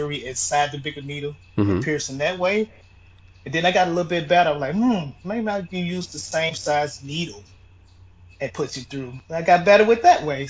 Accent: Chattanooga, Tennessee, United States; moved away as an adult; now in Pompano Beach, United States; I'm originally from Chattanooga, Tennessee

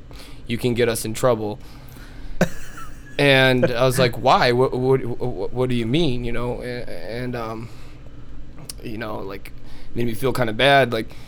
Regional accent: New York, United States; So, I'm originally from New York, mm-hmm.

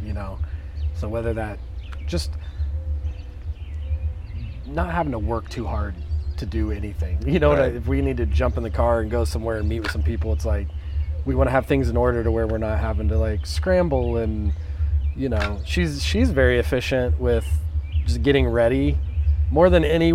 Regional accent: North Salem, Indiana, United States; moved away as an adult; now in Pittsboro, United States; it was around 400 or 500 people in my hometown

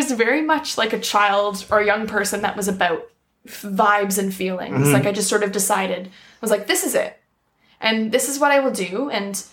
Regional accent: Toronto, Ontario, Canada; I grew up in Toronto

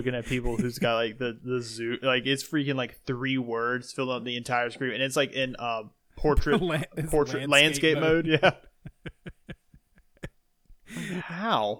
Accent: Indiana, United States; We're best friends from Indiana.

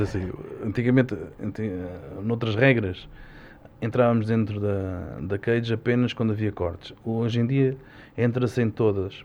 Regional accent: Portugal; tenho muito orgulho é ser português

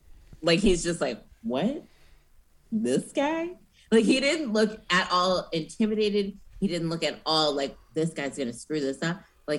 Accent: Minnesota, United States; cool, we're both from Minnesota.

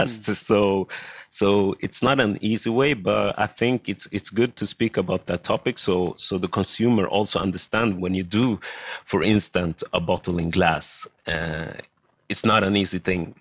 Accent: Sweden; I am born and raised in Sweden. My parents come from Ghana and Togo in West Africa

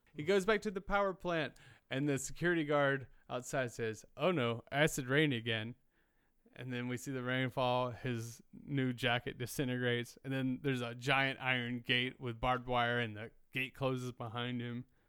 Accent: the South, United States; moved away; I grew up in the South where like everyone fucking has a gun rack

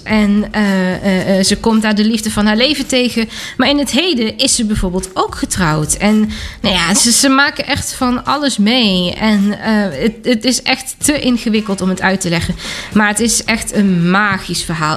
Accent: Germany; hier in Duitsland, daar waar ik vandaan kom

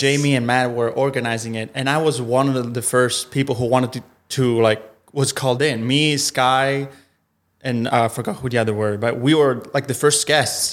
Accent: Italy; first language Italian; English is a second language; moved away as an adult; also born or lived in Milan; now in Los Angeles, United States; I'm from, I'm from Italy

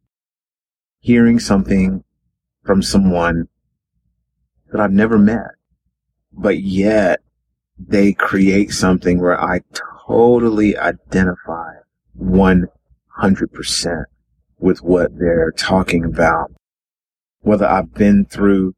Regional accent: Carrboro, North Carolina, United States; I was born in Carrboro, North Carolina, a little town in North Carolina

